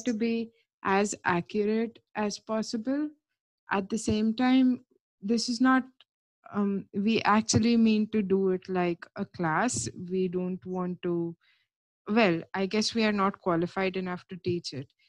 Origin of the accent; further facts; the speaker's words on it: India; now in United Kingdom; as far as my passport goes, I am Indian